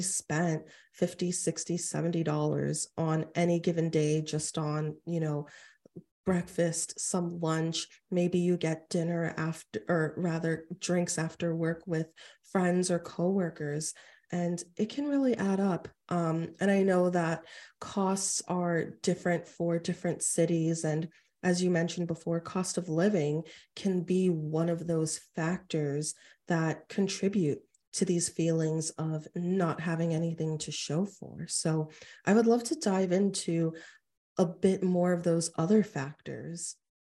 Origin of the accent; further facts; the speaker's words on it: New York City, New York, United States; I actually was born and raised in Queens